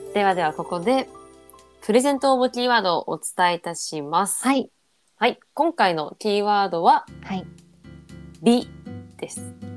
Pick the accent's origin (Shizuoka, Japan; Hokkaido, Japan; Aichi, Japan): Hokkaido, Japan; moved away; 私も地元北海道ですけど